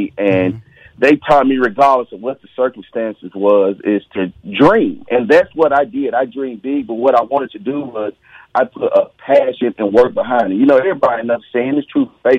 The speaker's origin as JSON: {"language": "English", "region": "Mississippi", "country": "United States", "said": "I'm from Mississippi. I probably eat a lot of collard greens with my hand."}